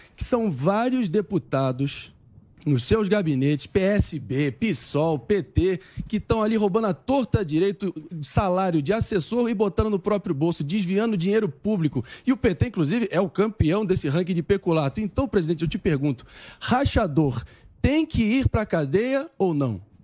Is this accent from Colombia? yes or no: no; Rio de Janeiro, Brazil; no meu Rio de Janeiro, onde eu nasci